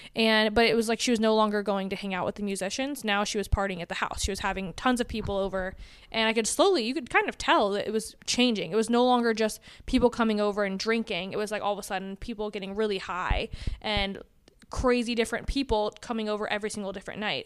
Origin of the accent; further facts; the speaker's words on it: Atlanta, Georgia, United States; I grew up in Atlanta, Georgia